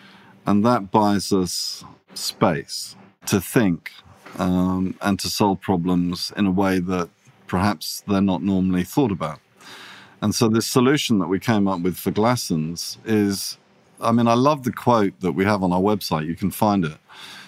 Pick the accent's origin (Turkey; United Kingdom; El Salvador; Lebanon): United Kingdom; England; when I was growing up in England, working in London, the design business that I most admired was a company called Pentagram.